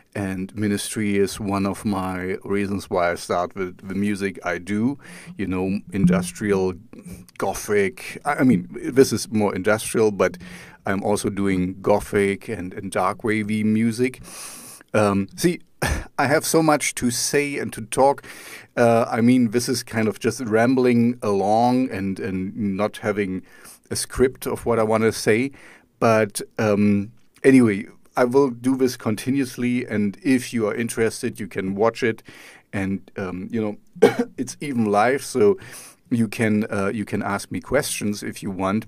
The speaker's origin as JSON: {"language": "English", "region": "East Germany", "country": "Germany", "tie": "born or raised there", "said": "I grew up in East Germany."}